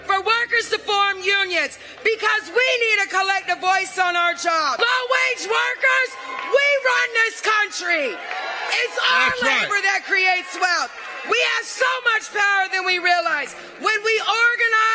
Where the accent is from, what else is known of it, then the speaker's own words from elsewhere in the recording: South Carolina, United States; My home state of South Carolina